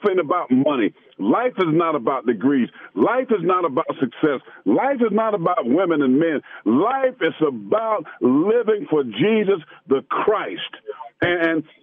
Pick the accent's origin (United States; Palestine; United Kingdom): United States; Pageland, South Carolina; I grew up in Pageland, South Carolina